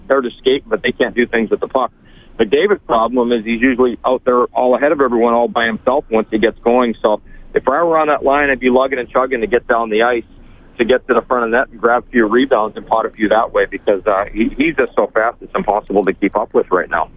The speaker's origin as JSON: {"language": "English", "town": "Edmonton", "region": "Alberta", "country": "Canada", "tie": "born or raised there", "said": "when I was a kid growing up in Edmonton"}